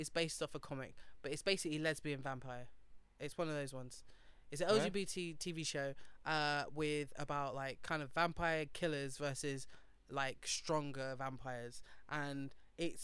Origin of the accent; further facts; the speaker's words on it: United Kingdom; also born or lived in North West London; As a Brit